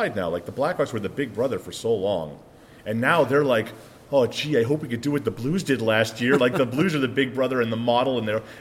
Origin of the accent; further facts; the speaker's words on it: Long Island, New York, United States; accent: New York; moved away; also born or lived in Midwest / Pittsburgh; I'm from Long Island.